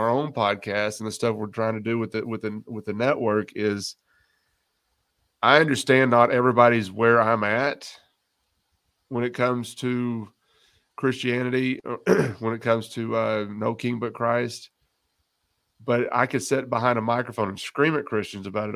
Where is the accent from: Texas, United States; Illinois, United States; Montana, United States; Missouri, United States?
Texas, United States; West; moved away; I was born and raised in West Texas